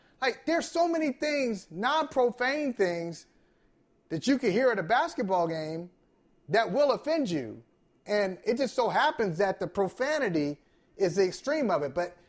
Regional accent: Akron, Ohio, United States; moved away as an adult; now in Boston, United States; I'm from Akron.

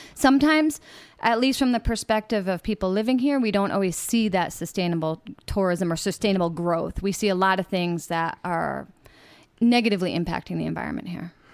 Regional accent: United States; moved away as an adult; now in Playa del Carmen, Mexico; as an American

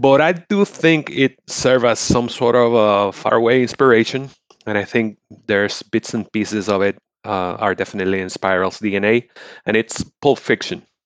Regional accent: Puerto Rico; I'm from Puerto Rico.

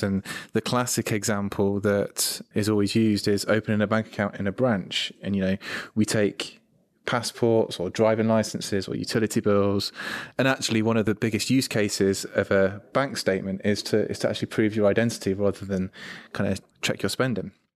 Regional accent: United Kingdom; I'm British, I'm male

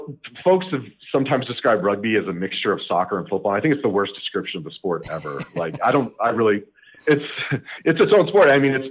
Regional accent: Longmont, Colorado, United States; I was born here in Colorado. I grew up in Longmont, Colorado, which is just northwest of Boulder. Went to Longmont High School

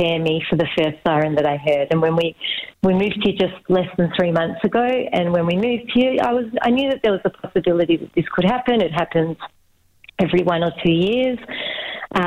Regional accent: Melbourne, Victoria, Australia; now in Israel; being Australian

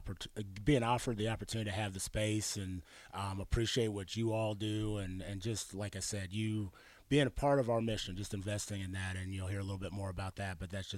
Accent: Arizona, United States; also born or lived in Pittsburgh / Washington / New Mexico; I was born in Pittsburgh, lived in Washington State, New Mexico, and I claim coming from Arizona because that's where they brought me kicking and screaming from.

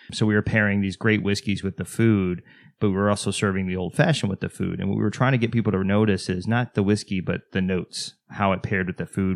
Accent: Texas, United States; I'm from Texas, Southern Baptist Church

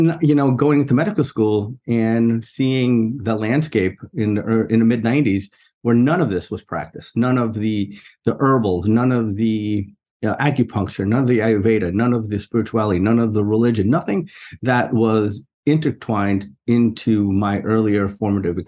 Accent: New York City, New York, United States; I grew up in New York City, in a borough called Queens, in a neighborhood called Jackson Heights

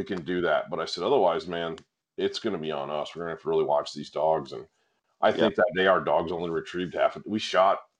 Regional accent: northern Michigan, United States; moved away; growing up in the North Woods up in northern Michigan

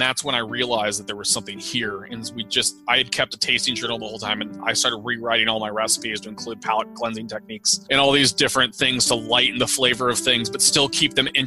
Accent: St. Louis, Missouri, United States; moved away; also born or lived in Colorado; I'm from St. Louis, Missouri, and St. Louis, Missouri is a cooking town

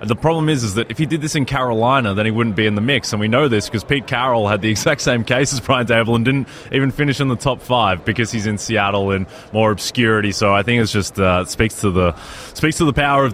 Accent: Australia; moved away

